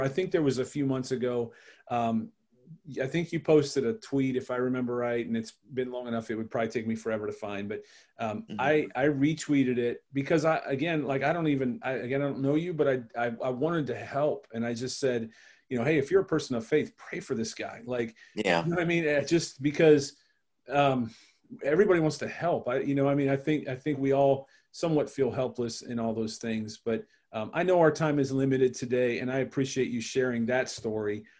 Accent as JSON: {"language": "English", "town": "Cleveland", "region": "Ohio", "country": "United States", "tie": "born or raised there", "said": "I, watched the Browns because I grew up in Cleveland."}